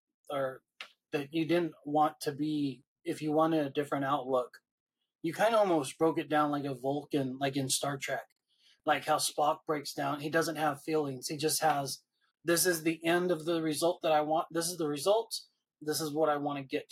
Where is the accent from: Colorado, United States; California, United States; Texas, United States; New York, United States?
California, United States; Hemet; I came from Hemet